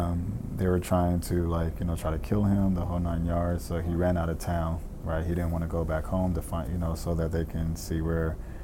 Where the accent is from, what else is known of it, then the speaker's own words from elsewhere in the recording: California, United States; moved away as an adult; now in Utah, United States; Yeah, man, I grew up in California. Grew up with seven siblings in Section 8 housing with a single mother. Came out to Utah on a track and field scholarship.